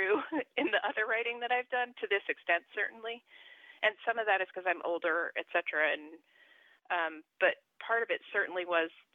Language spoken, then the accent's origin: English; New Jersey, United States; I'm from New Jersey